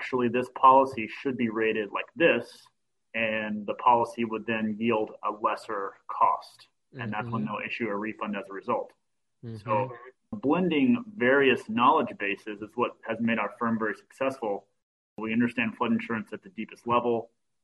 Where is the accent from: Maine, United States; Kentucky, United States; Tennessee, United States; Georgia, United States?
Kentucky, United States; now in Florida, United States; I grew up in Kentucky and knew nothing about flood zones, but I was in the tennis industry and that's what brought me to Florida